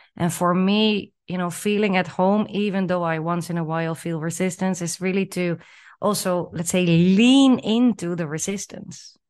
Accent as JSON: {"language": "English", "country": "Netherlands", "tie": "born or raised there", "also_born_or_lived": "Chile / Peru", "moved": "as an adult", "said": "growing up in the Netherlands and, you know, living and working there for, for the majority of my life"}